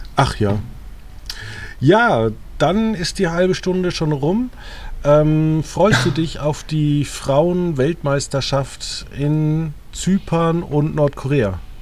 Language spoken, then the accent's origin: German; Germany; moved away as an adult; meinen Heimatort Margit Zücham